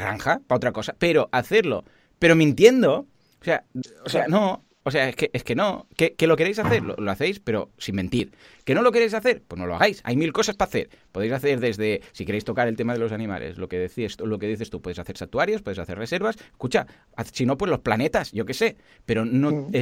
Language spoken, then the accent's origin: Spanish; Mataró, Catalonia, Spain; also born or lived in Barcelona; yo soy de Mataró